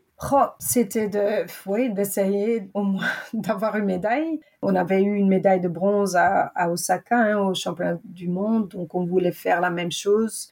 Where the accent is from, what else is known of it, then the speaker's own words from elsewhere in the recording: Belgium; je suis une vraie Belge